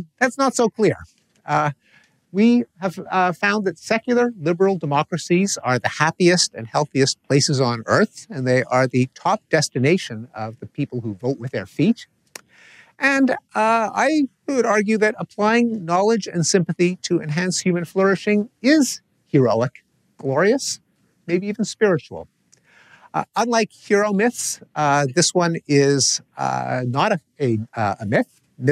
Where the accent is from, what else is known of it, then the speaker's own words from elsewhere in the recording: Canada; I come from Canada.